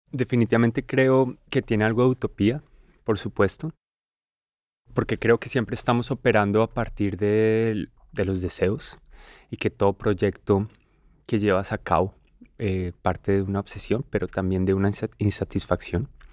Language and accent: Spanish; Colombia; en mi país, en Colombia